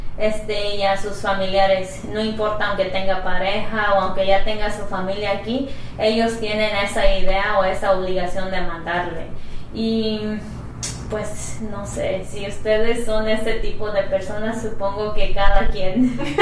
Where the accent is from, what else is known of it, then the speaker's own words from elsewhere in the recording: Mexico; now in United States; tú y yo crecimos en México